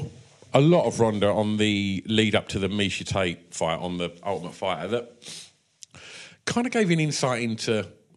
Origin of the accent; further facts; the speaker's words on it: Grays, East of England, United Kingdom; It's coming to my hometown.